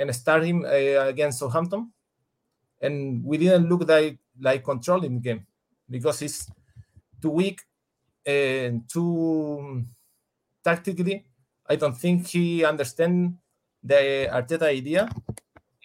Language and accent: English; Chile; English is a second language; I'm from Chile.